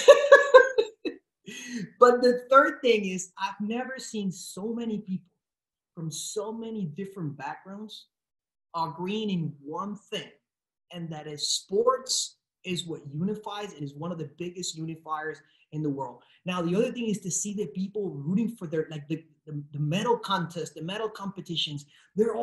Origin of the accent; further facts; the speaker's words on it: Puerto Rico; English is a second language; I was born and raised in Puerto Rico. I come from a town that has more cows than people